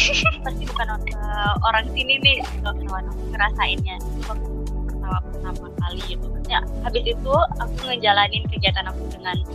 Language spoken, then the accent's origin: Indonesian; West Sumatra, Indonesia; walaupun aku orang Minang dan ngerti bahasa Minang tapi beda gitu